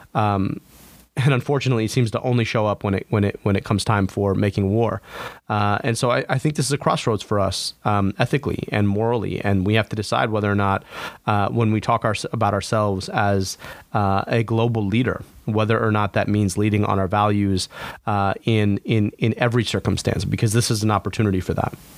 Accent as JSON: {"language": "English", "area": "Oakland County", "region": "Michigan", "country": "United States", "tie": "born or raised there", "also_born_or_lived": "United Kingdom", "said": "born and raised in Oakland County"}